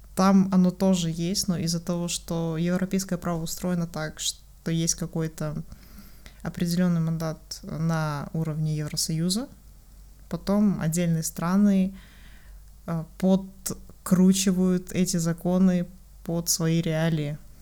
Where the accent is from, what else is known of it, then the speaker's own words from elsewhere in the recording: Kazakhstan; Мы все выходцы из Казахстана